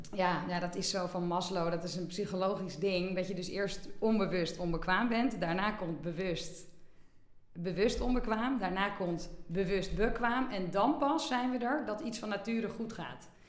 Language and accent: Dutch; Bergen, North Holland, Netherlands; also born or lived in Amsterdam; geboren in Amsterdam, maar opgegroeid in Bergen eh, aan zee.